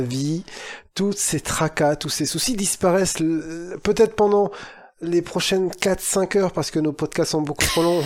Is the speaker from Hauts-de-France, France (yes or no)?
yes; Lille, Hauts-de-France, France; en tant que Lillois